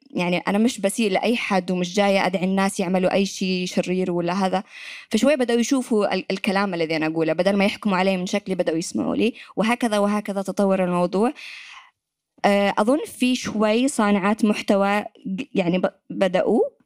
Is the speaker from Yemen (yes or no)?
yes; Yemen; accent: Yemeni; moved away as an adult; يمنية وأتكلم لهجة يمنية